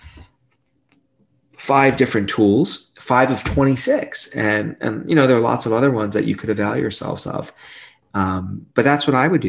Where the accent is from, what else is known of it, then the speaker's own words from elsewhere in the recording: New York City, New York, United States; I grew up in Brooklyn, New York